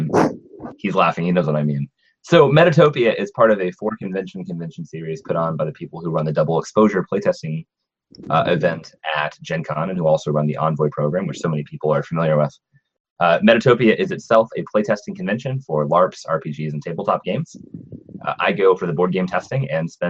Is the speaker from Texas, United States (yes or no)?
yes; Fort Worth, Texas, United States; I am from Fort Worth, Texas